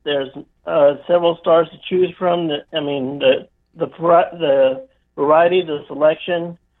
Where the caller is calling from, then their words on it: Florida, United States; I'm calling from Florida.